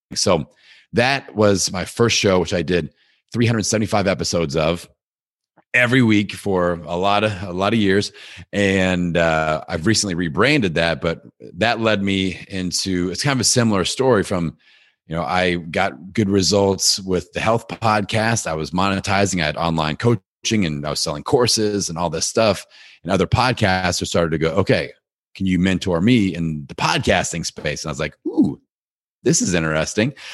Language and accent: English; Bloomington, Indiana, United States; my hometown of Bloomington, Indiana, where Indiana University is located